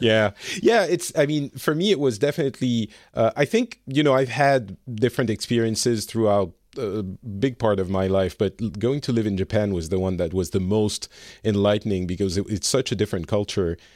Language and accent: English; France; now in Finland; I'm from France originally, and I live in Finland